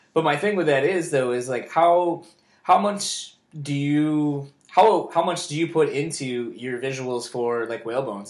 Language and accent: English; Kalamazoo, Michigan, United States; also born or lived in Delaware / Grand Rapids, Michigan; I grew up in Kalamazoo, coming up to Grand Rapids